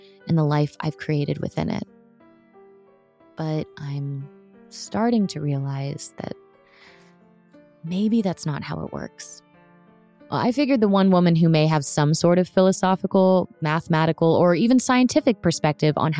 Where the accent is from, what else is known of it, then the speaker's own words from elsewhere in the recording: Orlando, Florida, United States; I grew up in Orlando, Florida, for the most part